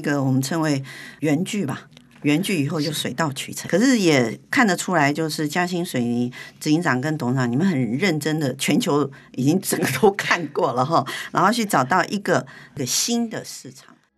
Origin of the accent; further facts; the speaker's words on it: Taiwan; 我们台湾人喜欢去日本